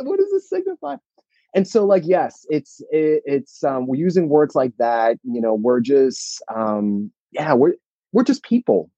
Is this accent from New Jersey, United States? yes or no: yes; New Jersey, United States; me and my sister we were born and raised in New Jersey